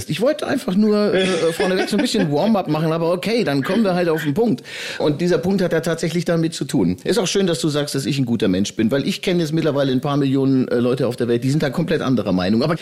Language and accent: German; Bavaria, Germany; auch aus der Oberpfalz, aus meiner Heimat, wo ich herkomme